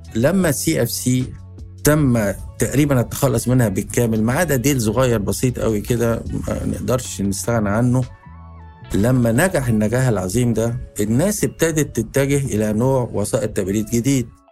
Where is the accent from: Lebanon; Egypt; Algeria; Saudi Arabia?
Egypt; إحنا عندنا في مصر